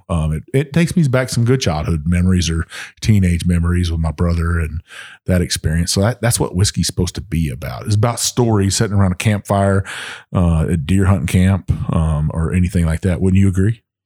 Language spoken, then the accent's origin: English; Texas, United States; moved away; when I was growing up in Texas